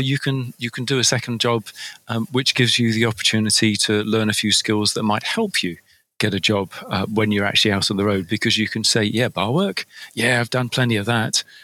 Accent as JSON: {"language": "English", "country": "United Kingdom", "said": "from over here in the UK, and um, we Brits"}